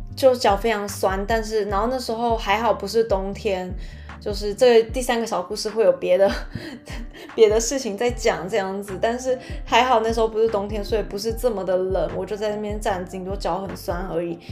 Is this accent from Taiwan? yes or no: yes; Taiwan; moved away as an adult; now in France; 我就说，“台湾。”